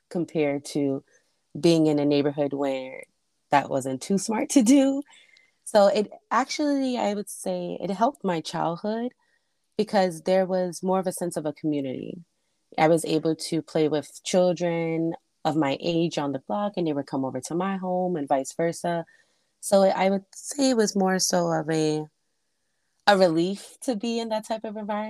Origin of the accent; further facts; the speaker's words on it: New York City, New York, United States; also born or lived in Harlem, New York / the Bronx, New York; I was actually raised in St. Albans, Queens, which is a beautiful, beautiful part of Queens.